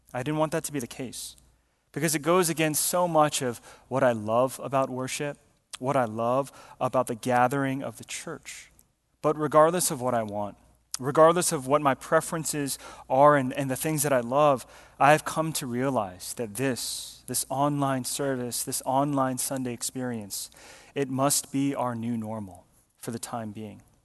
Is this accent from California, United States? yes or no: no; Georgia, United States; we grew up in Georgia